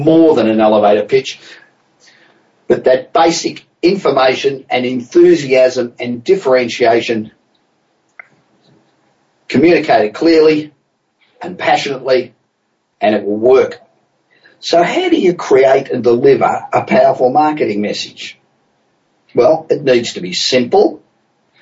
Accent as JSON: {"language": "English", "town": "Los Angeles", "region": "California", "country": "United States", "tie": "born or raised there", "said": "Coming from you this week from my hometown of Los Angeles"}